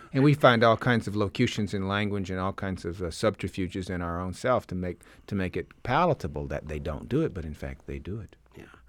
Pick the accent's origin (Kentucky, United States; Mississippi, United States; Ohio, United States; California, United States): Mississippi, United States; Jackson; moved away; I grew up in the South in Mississippi